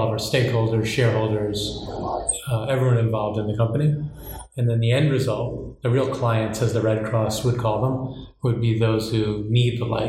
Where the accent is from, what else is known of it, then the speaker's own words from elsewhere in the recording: New York, United States; So I'm from New York